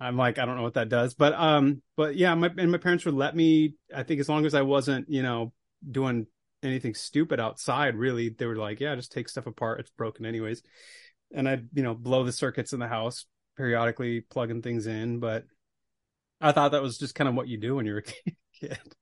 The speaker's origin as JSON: {"language": "English", "town": "Billings", "region": "Montana", "country": "United States", "tie": "born or raised there", "said": "I grew up in Billings, Montana"}